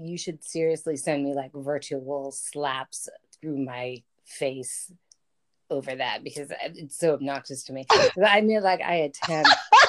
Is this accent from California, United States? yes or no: yes; Los Angeles, California, United States; Sasha and I grew up in Los Angeles, beautiful city of angels.